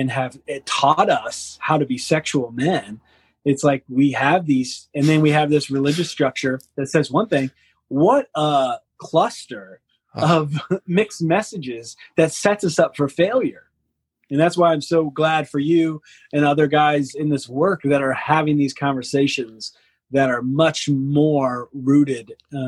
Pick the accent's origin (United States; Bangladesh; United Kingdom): United States; the South; moved away as an adult; now in Seattle, United States; growing up in the South